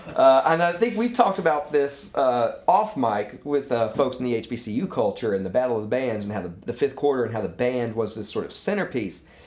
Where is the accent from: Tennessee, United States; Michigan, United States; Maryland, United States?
Tennessee, United States; Munford; also born or lived in Memphis, Tennessee / Eden Prairie, Minnesota / Malverne, New York; my family sort of had sort of set roots down in my mother's hometown of Munford. And that's where I spent my adolescence.